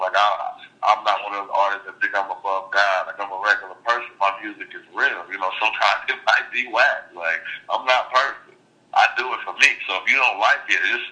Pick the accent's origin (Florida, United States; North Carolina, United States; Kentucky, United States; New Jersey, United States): North Carolina, United States; I'm from North Carolina